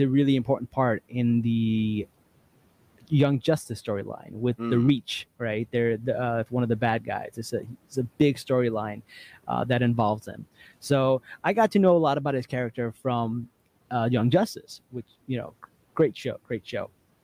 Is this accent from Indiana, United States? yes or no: no; New Jersey, United States; I'm from Jersey